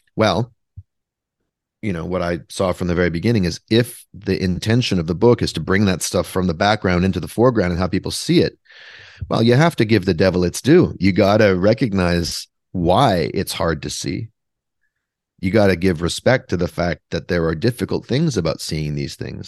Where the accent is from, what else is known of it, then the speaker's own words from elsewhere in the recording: Vancouver, British Columbia, Canada; now in Brooklyn, United States; I am from Vancouver, though. I am from British Columbia, Canada, but I live in Brooklyn, New York